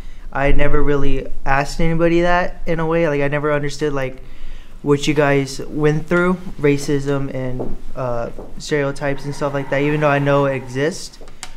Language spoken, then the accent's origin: English; San Antonio, Texas, United States; I'm from San Antonio. I lived in the South Side. South Side's full of Mexicans. My grandma lives on the West Side.